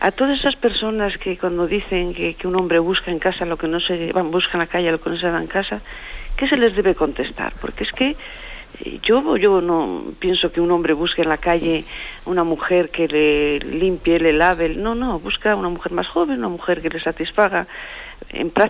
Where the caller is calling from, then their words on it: Madrid, Community of Madrid, Spain; de Madrid.